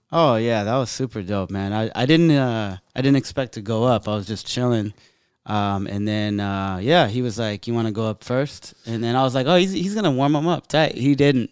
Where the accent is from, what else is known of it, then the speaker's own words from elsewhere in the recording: San Jose, California, United States; we're both from San Jose